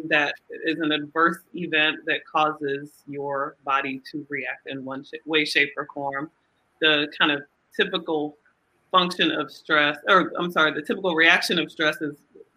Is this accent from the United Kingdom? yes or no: no; Nigeria; now in Atlanta, United States; I'm Nigerian